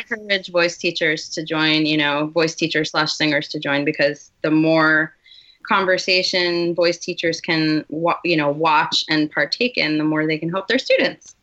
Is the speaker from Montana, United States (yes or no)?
no; Westchester, New York, United States; I grew up in Westchester, New York